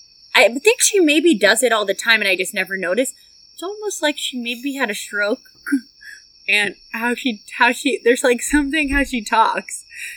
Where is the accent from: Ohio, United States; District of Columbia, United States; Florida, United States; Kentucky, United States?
Kentucky, United States; We're from Kentucky.